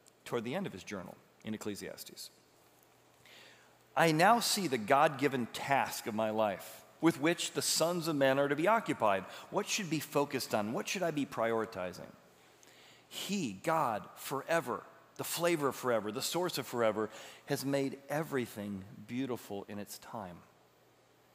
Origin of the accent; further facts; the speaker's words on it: Illinois River, United States; I grew up in the Illinois River.